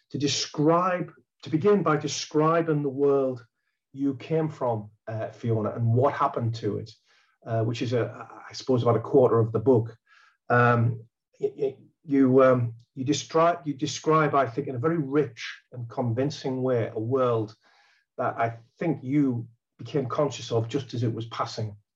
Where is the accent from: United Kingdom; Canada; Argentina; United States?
United Kingdom; North East England; The first part is about uh, growing up in County Durham in, in the north of England. Um, uh, that's a background that she and I share.